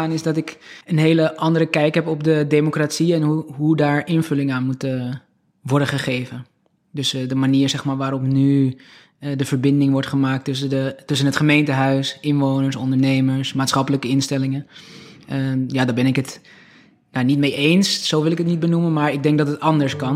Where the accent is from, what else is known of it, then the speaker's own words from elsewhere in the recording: Alkmaar, North Holland, Netherlands; also born or lived in Turkey / Heiloo / Heemskerk; now in Beverwijk, Netherlands; Nee, ik ben geboren in Alkmaar. Ook tot mijn tiende daar gewoond. Daarna zijn we met mijn ouders naar Turkije verhuisd.